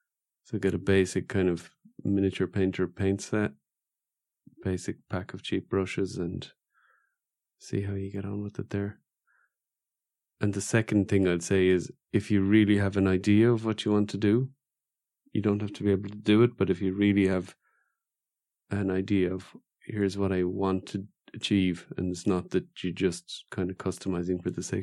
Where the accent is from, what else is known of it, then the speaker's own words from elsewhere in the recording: Ireland; I'm from Ireland.